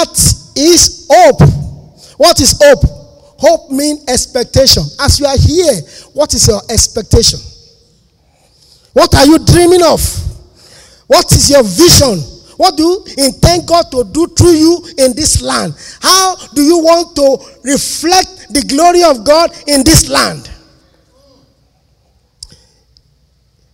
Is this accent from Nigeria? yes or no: yes; Lagos, Nigeria; moved away; also born or lived in Ondo State; I'm a Lagos boy. I was born in Lagos.